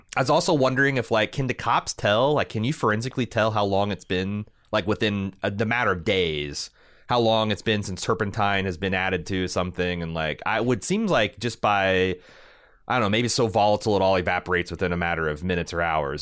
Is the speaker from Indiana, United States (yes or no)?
yes; Indiana, United States; I'm from Indiana.